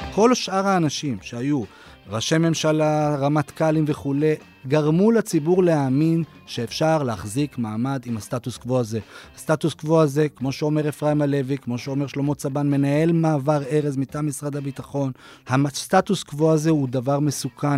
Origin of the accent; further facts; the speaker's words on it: Israel; אני לא פלסטיני, אני לא גר בעזה, אני לא בוחר לפרלמנט הפלסטיני, אני אזרח אה, ישראל